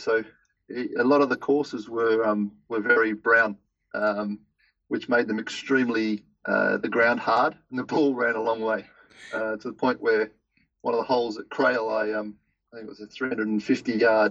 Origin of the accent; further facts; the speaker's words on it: Western Australia, Australia; moved away as an adult; also born or lived in Melbourne, Australia; now in Paris, France; I grew up in Western Australia